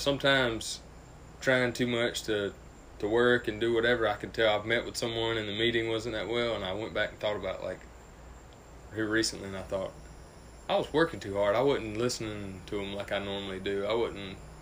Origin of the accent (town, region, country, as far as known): Greenwood, South Carolina, United States